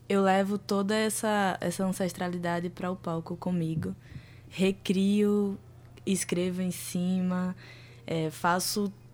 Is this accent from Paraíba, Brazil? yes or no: yes; Baía da Traição, Paraíba, Brazil; Sou lá da Bahia da Traição, do território indígena potiguara. Nascida e criada